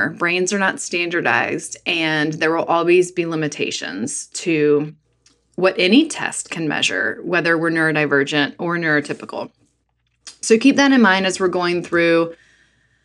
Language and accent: English; North Carolina, United States; as a girl growing up in North Carolina